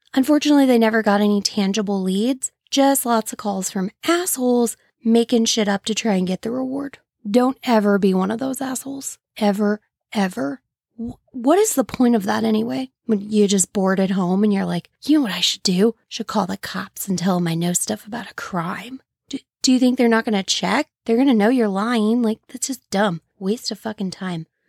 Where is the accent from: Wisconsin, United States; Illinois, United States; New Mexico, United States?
Illinois, United States; St. Louis area, Illinois side, United States; I'm from the Saint Louis area, but on the Illinois side